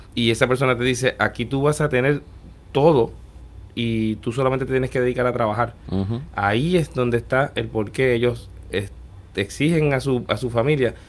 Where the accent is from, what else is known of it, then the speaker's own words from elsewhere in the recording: Puerto Rico; moved away as an adult; also born or lived in Guadalajara, Mexico / New York, United States; muchos de los que volvemos, siempre el terruño es lo que nos trae